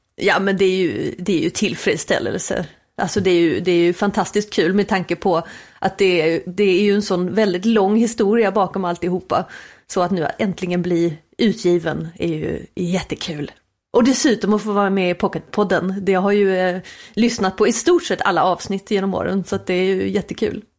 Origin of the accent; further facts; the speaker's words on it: Småland, Sweden; vi svenskar